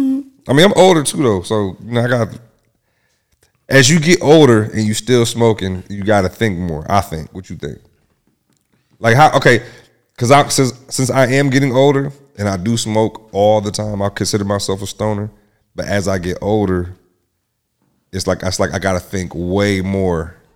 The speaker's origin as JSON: {"language": "English", "town": "Lansing", "region": "Michigan", "country": "United States", "said": "I'm from Michigan."}